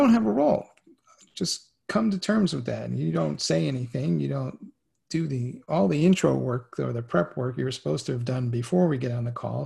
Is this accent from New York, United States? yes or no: yes; New York City, New York, United States; I grew up in the Bronx in the 70s and 80s